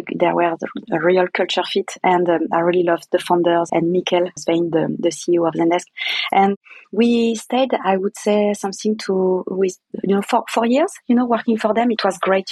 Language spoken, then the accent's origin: English; France; English is a second language; I'm French, kind of arrogant